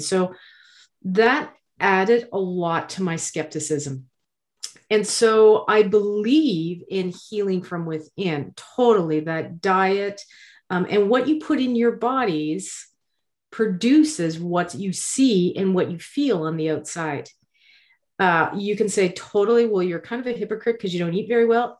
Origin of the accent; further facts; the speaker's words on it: Nova Scotia, Canada; I'm from Nova Scotia